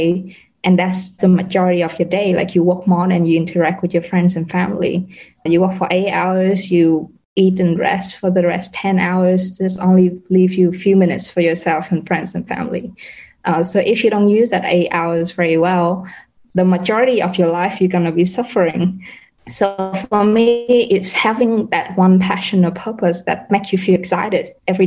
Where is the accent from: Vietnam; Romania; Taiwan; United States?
Vietnam; now in Jakarta, Indonesia; I'm from Vietnam.